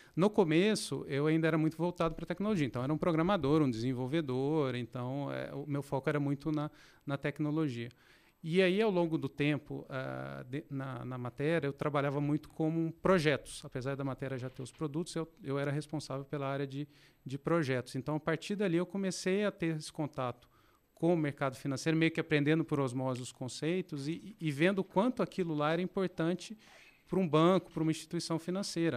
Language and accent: Portuguese; Passos, Minas Gerais, Brazil; also born or lived in Belo Horizonte; now in Campinas, Brazil; eu nasci em Minas, nasci em Belo Horizonte, mas logo quando criança eu fui para uma cidade no interior chamada Passos. Passei boa parte da minha infância e adolescência por lá.